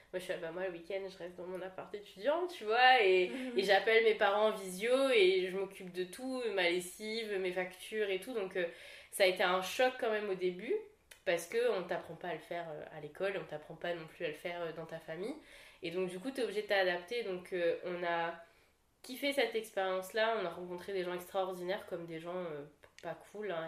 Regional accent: La Saline, Réunion; moved away as an adult; je suis originaire, moi, de, bah, de la Saline

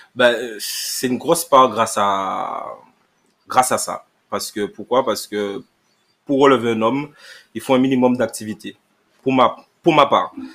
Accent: Sainte-Rose, Guadeloupe; je suis Guadeloupéen, je suis Guadeloupéen, donc euh, je suis euh, Saint-Rosien

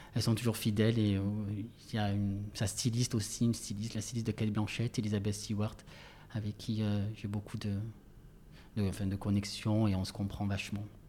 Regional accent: Marseille, Provence-Alpes-Côte d'Azur, France; accent: Marseillais; moved away; also born or lived in Paris; j'ai toujours mon accent, mon accent marseillais qui est assez fort

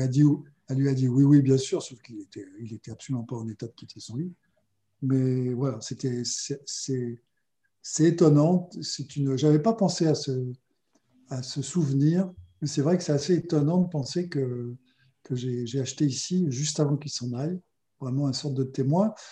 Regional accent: Auvergne-Rhône-Alpes, France; je suis auvergnat

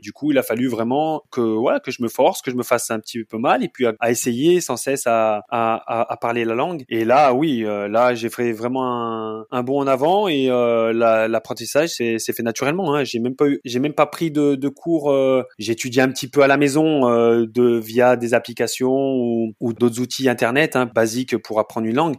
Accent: Saint-Étienne, Auvergne-Rhône-Alpes, France; moved away as an adult; also born or lived in Dresden, Germany; now in Bochum, Germany; Je suis euh, natif de la région stéphanoise, Saint-Étienne, en France

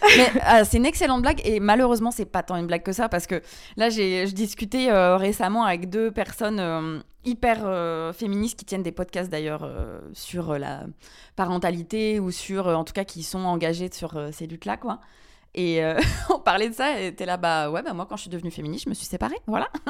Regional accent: France; moved away as an adult; also born or lived in Guatemala; now in Belgium; j'ai grandi en France euh, avec du fromage tous les jours

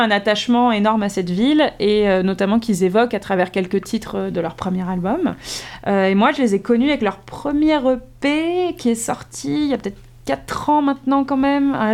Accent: Metz, Grand Est, France; Moi, je suis née à Metz

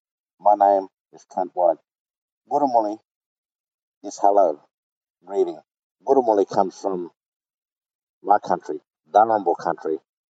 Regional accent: Rockhampton, Queensland, Australia; I was born in Rockhampton, born and bred here. All my family are here, all my relatives. Rockhampton sits in my Darnambal country, so I'm always on my particular clan country.

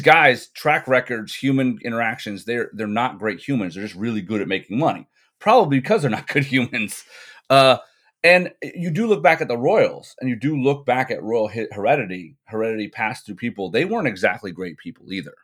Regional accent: England, United Kingdom; I grew up in England. I went to high school here

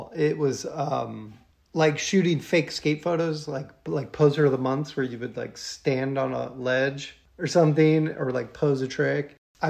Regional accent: Ohio, United States; also born or lived in St. Louis / Hong Kong; Yeah, I was born in St. Louis, Missouri, but I consider myself from Ohio.

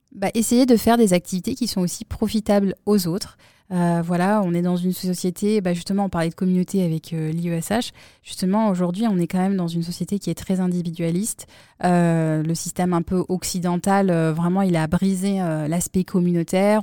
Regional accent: Grenoble, Auvergne-Rhône-Alpes, France; moved away; nous, on vient de Grenoble

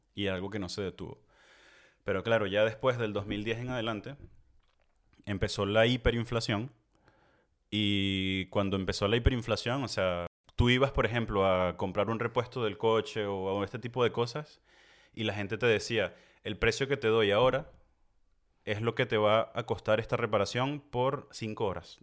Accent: Venezuela; moved away as an adult; now in France; nosotros crecimos en Venezuela

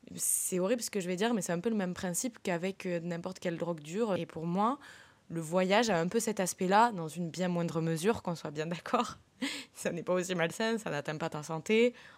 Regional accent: southern France, France; moved away; also born or lived in London; je viens quand même du sud

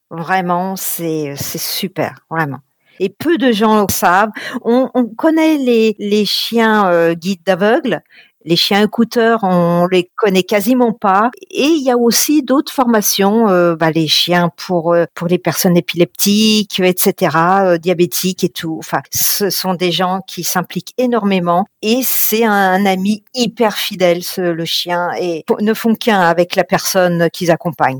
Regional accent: Paris / Yvelines, Île-de-France, France; also born or lived in Vincennes, Val-de-Marne / Var; Je suis, euh, je suis une Parisienne. Je suis née dans les Yvelines

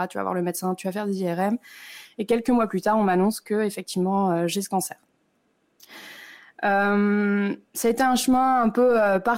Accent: northern France, France; moved away as an adult; now in Lausanne, Switzerland; euh, je suis originaire du nord de la France, mais je vis depuis maintenant 7 ans en Suisse à Lausanne. J'ai 34 ans

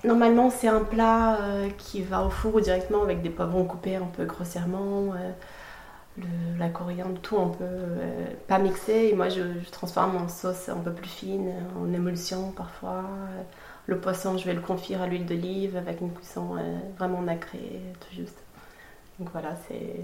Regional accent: Florianópolis, Santa Catarina, Brazil; moved away as an adult; also born or lived in Lausanne, Switzerland; now in France; j'ai grandi toute ma vie au Brésil

